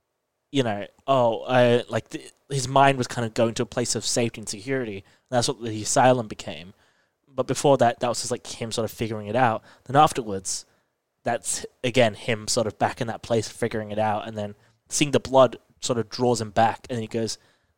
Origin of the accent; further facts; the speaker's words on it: New York, United States; I'm from New York.